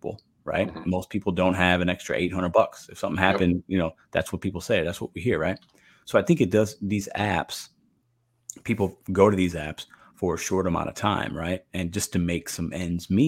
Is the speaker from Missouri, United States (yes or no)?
yes; St. Louis, Missouri, United States; my hometown of St. Louis, Missouri